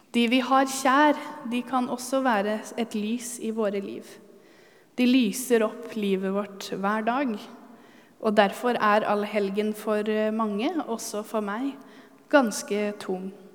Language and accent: Norwegian; Halden, Østfold, Norway; moved away; jeg kommer fra Halden